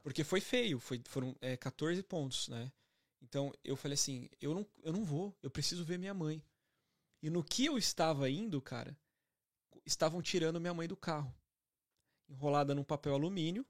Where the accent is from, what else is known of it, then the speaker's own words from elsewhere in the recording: Santo André, São Paulo, Brazil; moved away as an adult; now in Toronto, Canada; Sou de Santo André